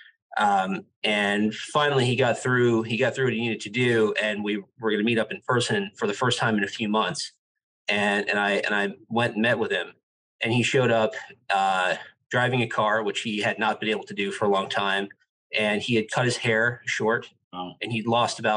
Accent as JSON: {"language": "English", "town": "New York City", "region": "New York", "country": "United States", "also_born_or_lived": "London / Dubai / Shanghai", "moved": "as an adult", "lives_now": "South Florida, United States", "said": "I'm from New York City, and I had been living and working there"}